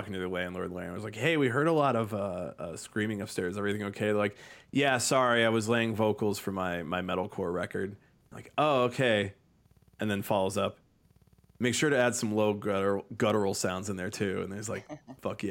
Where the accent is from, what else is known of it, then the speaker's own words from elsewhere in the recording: Chicago, Illinois, United States; we're from Chicago